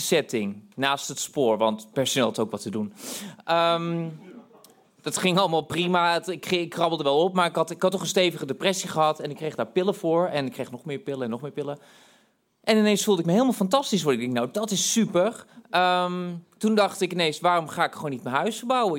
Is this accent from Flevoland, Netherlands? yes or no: no; Tilburg, North Brabant, Netherlands; ik kwam uit Tilburg